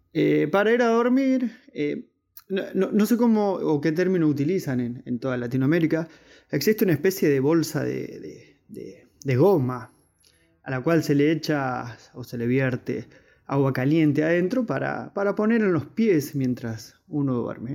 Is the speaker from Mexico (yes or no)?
no; Berisso, Buenos Aires Province, Argentina; soy de Argentina, de la localidad de Berizo